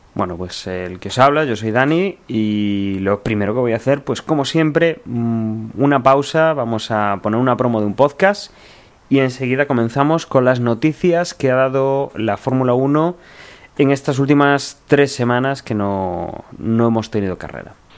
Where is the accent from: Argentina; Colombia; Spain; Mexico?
Spain; como somos españoles